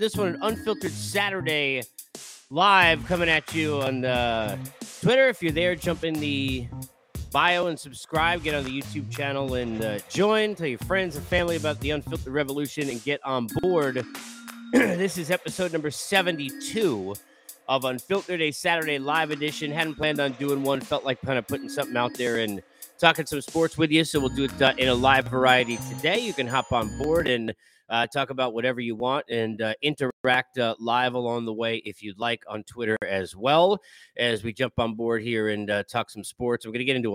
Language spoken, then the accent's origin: English; Long Island, New York, United States; I grew up with in New York